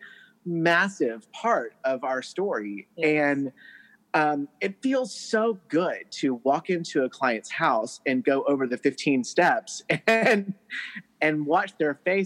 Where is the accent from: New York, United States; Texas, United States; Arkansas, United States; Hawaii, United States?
Texas, United States; now in Tennessee, United States; I'm from Texas, so I grew up, you know, thinking that everything is bigger in Texas. But then I came to Tennessee